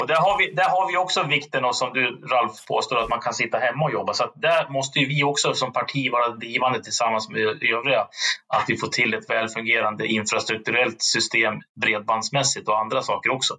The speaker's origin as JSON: {"language": "Swedish", "town": "Kumla", "region": "Örebro County", "country": "Sweden", "said": "jag är från Kumla"}